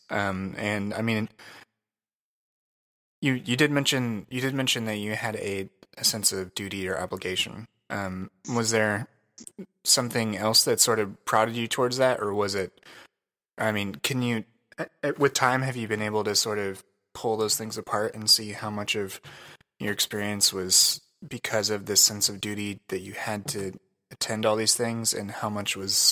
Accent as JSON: {"language": "English", "town": "Crawfordsville", "region": "Indiana", "country": "United States", "tie": "born or raised there", "said": "my hometown in Crawfordsville"}